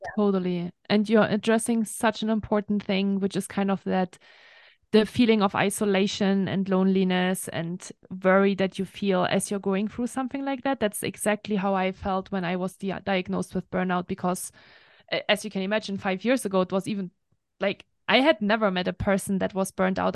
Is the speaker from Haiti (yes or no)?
no; Germany; English is a second language; moved away as an adult; also born or lived in France; now in United States; I am from Germany originally. That's where I grew up for the first twenty-one years of my life, so I'm full German